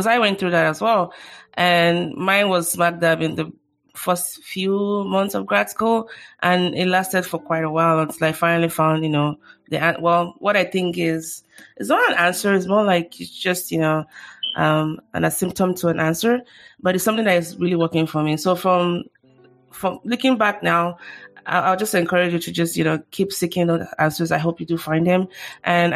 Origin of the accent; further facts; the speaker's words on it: Nigeria; now in United States; I grew up in Nigeria as well